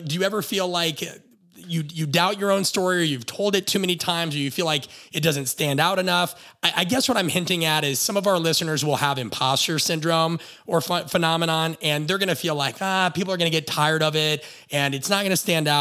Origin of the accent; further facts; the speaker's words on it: Nebraska, United States; moved away; also born or lived in Phoenix / Los Angeles; My wife and I are from Nebraska